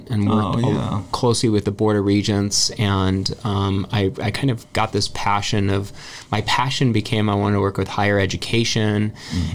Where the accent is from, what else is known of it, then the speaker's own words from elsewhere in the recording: Ventura, California, United States; also born or lived in Santa Barbara; I grew up in Ventura.